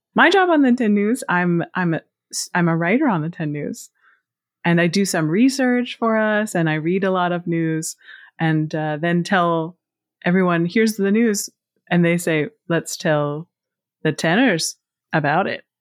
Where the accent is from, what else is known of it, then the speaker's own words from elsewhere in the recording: Pittsburgh, Pennsylvania, United States; I grew up in Pittsburgh, Pennsylvania, and I lived in the city of Pittsburgh on the south side for the first ten years of my life, and then moved to a rural area.